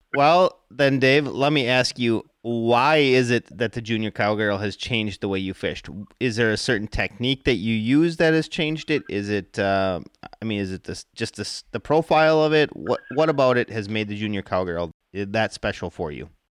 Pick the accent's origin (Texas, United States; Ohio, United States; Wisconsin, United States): Wisconsin, United States; I am from Wisconsin